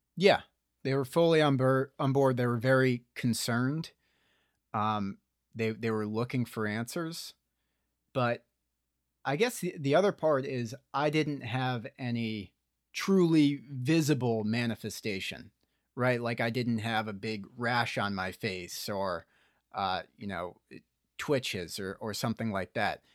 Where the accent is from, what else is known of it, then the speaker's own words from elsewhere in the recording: Morristown, New Jersey, United States; I was in Morristown, New Jersey